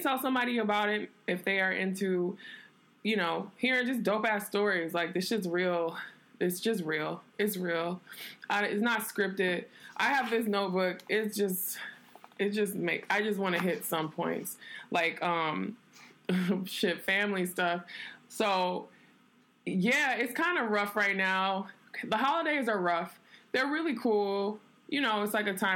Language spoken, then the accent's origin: English; New York, United States; also born or lived in Detroit; now in Los Angeles, United States; I'm from New York, and I'm an artist.